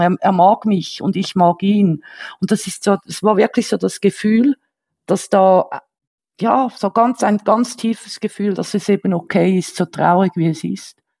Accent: Switzerland; accent: Swiss; first language Swiss German; ich bin ja Schweizerin

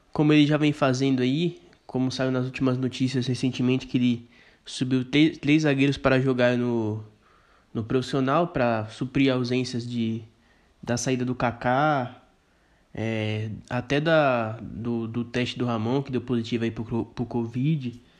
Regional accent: Campinas, São Paulo, Brazil; Eu sou do interior aqui de Campinas

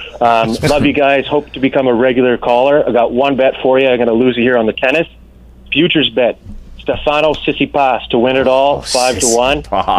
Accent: Montreal, Quebec, Canada; I grew up in Montreal, but I speak English.

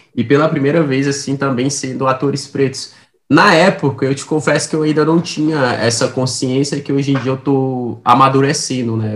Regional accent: Samambaia, Federal District, Brazil; periferia aqui em Brasília, onde eu, onde eu cresci, né. Cresci num bairro chamado Samambaia, é, que não faz parte de Brasília, faz parte do Distrito Federal

